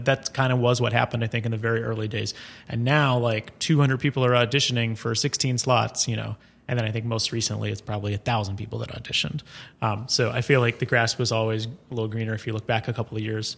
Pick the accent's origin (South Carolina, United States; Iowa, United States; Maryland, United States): South Carolina, United States; Columbia; now in New York, United States; I'm from Columbia, South Carolina